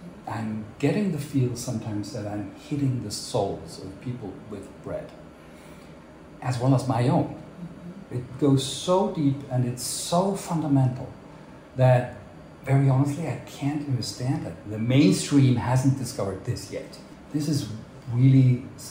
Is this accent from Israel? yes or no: no; Basel, Basel-Stadt, Switzerland; born or raised there; English is a second language; moved away as an adult; also born or lived in Hamburg, Germany / United States; now in Zurich, Switzerland